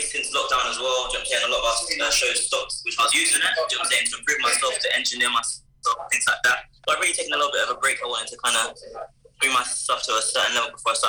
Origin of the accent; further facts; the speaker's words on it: London, United Kingdom; I'm an artist from London, West London, particular Hayes